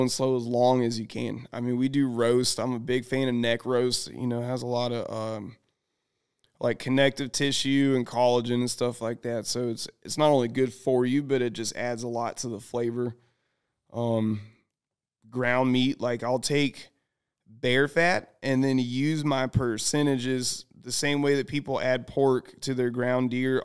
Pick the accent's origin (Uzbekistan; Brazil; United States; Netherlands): United States; the South; I'm from the South.